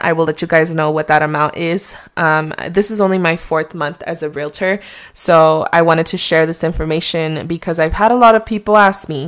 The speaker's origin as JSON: {"language": "English", "country": "Mexico", "accent": "Mexican", "said": "my Mexican accent"}